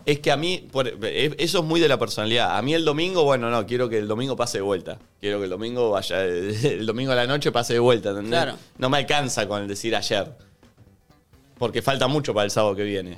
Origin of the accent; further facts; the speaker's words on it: Conurbano, Buenos Aires Province, Argentina; los que venimos de un lugar eh, como, como el conurbano